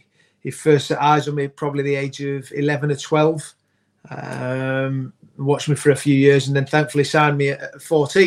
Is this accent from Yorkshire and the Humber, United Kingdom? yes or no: yes; Yorkshire and the Humber, United Kingdom; growing up in Yorkshire